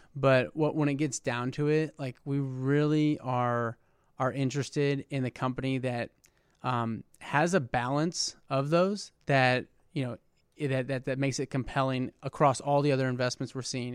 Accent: West Lafayette, Indiana, United States; I grew up in West Lafayette

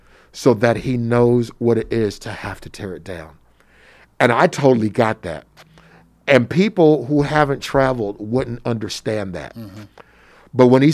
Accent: United States; accent: American; my American accent.

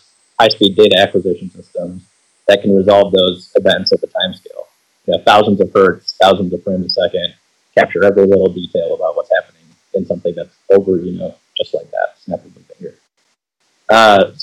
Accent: Chicago, Illinois, United States; moved away as an adult; now in West Lafayette, United States; I grew up in the Chicagoland area. That's where I'm from

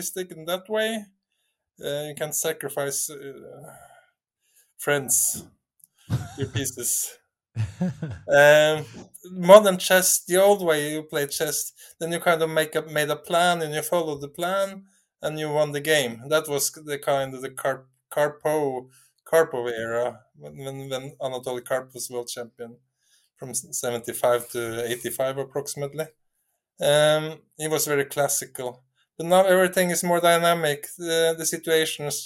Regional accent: Norway; I'm coming from Norway

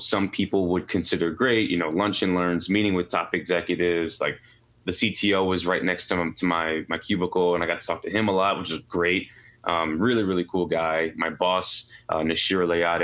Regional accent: New York City, New York, United States; also born or lived in Pittsburgh; I'm born and raised in New York City, Queens, New York

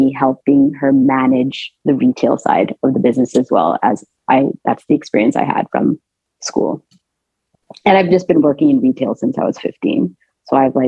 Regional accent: Toronto, Ontario, Canada; I'm actually born and raised in Toronto, in Canada

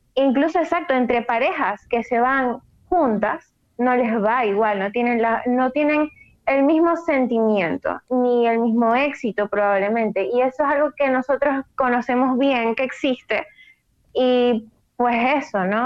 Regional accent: Maracaibo, Zulia, Venezuela; soy de Maracaibo, Venezuela, maracucha de corazón

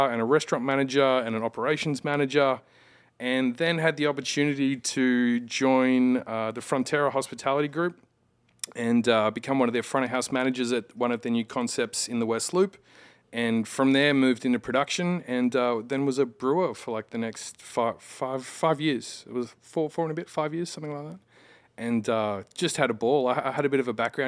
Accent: regional New South Wales, Australia; moved away as an adult; also born or lived in Midwest, United States / Chicago / Northern Virginia; now in Virginia, United States; I'm actually from like regional New South Wales in Australia. My parents got a property. I grew up on a farm

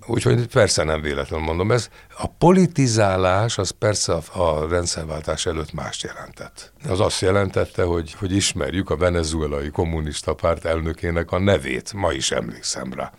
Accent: Budapest, Hungary; Első kerület. Krisztina város.

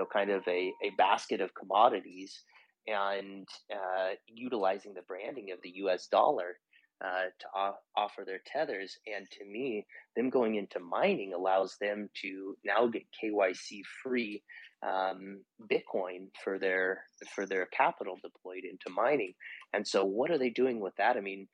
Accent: United States; moved away as an adult; also born or lived in Portugal / Peru; I am an American, but I have lived outside of the U.S. for more than a decade now, Portugal and Peru specifically

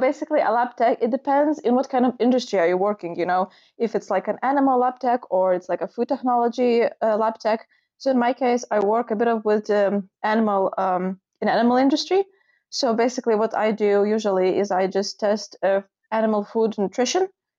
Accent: United Kingdom; I'm from United Kingdom.

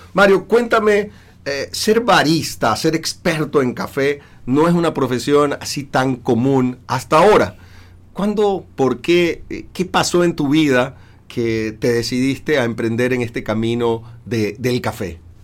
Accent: Ecuador; acá en Ecuador

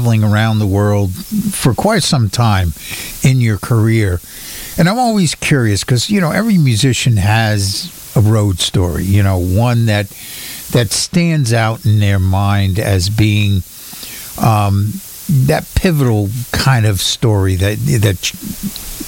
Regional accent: Smithtown, New York, United States; I'm born and raised in Smithtown

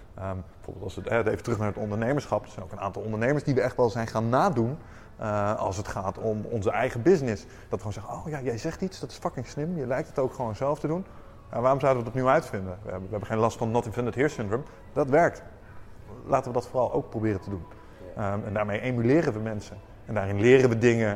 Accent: Netherlands; wij zijn Nederlanders

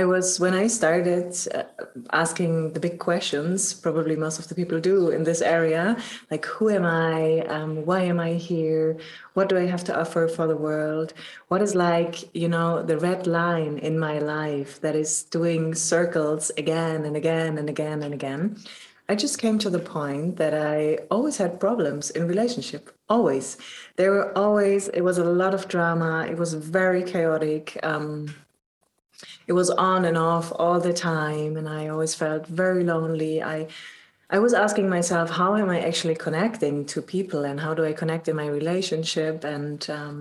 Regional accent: Germany; I'm from Germany and I work as a coach since already 8 years

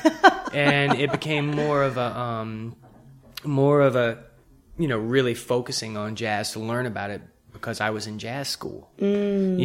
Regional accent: Pascagoula, Mississippi, United States; I was a typical kid growing up in Pascagoula, Mississippi

